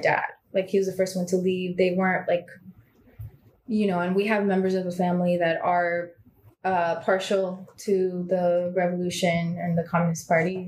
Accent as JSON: {"language": "English", "town": "Miami", "region": "Florida", "country": "United States", "tie": "born or raised there", "also_born_or_lived": "Bulgaria / New York", "said": "I grew up in Miami"}